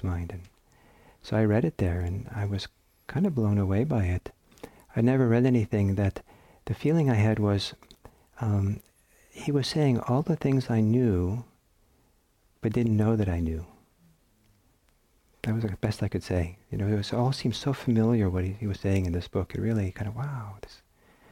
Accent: Norway; also born or lived in San Francisco Bay Area, United States; now in United States; I'm from Norway

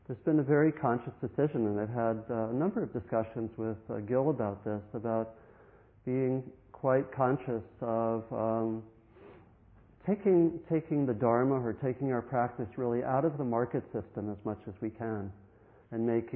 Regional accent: Maryland, United States; When I grew up in Maryland

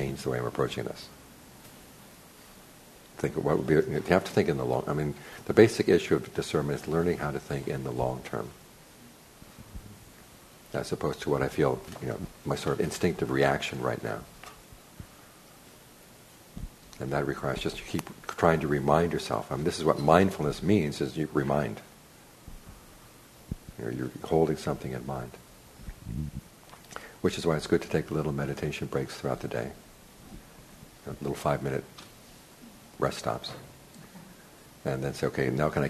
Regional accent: United States; I grew up in America

